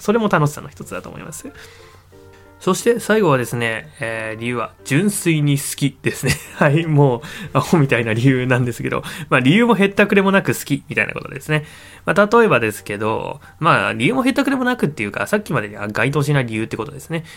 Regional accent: Niigata, Japan; 新潟県の生まれなんですよ

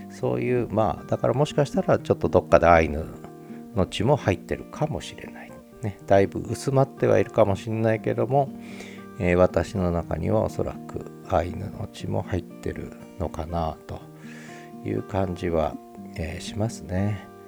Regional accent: Kanagawa, Japan; moved away as an adult; also born or lived in Tokyo / Tochigi / Nagoya; now in Sapporo, Japan; 私はもともと関東の生まれ東京で生まれて神奈川栃木で育ってそれから学生時代から名古屋に行って名古屋に結構長いこと住んでたんですね30年以上住んででたまたまあの仕事の関係で札幌に7年前に来て

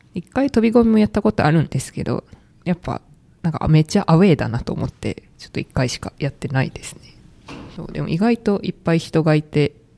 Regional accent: Kansai, Japan; moved away; 地元が関西なんですけど、その関西の実家の近くの神社

